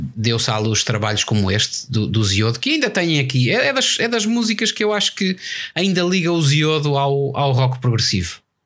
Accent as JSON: {"language": "Portuguese", "country": "Portugal", "said": "somos portugueses."}